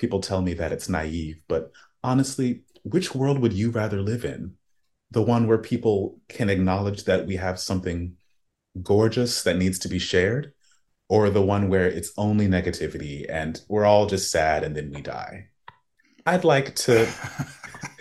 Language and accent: English; Tallahassee, Florida, United States; I was born in Florida and an immigrants' village in Tallahassee